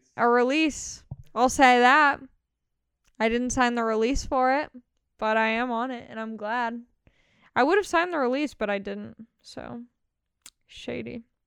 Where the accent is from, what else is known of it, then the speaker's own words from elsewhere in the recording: Long Beach, California, United States; I grew up in Long Beach represent Long Beach all day